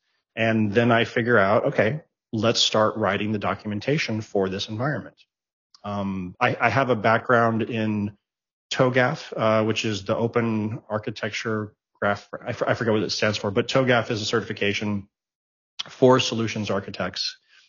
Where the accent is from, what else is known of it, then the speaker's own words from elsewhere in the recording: Germany; English is a second language; moved away as an adult; also born or lived in Japan / Greece; now in United States; The first time I moved to the States was when I was 18 years old. I was born in Japan. I was raised in Germany. My mother's a Greek national. So we spent a lot of time in Greece.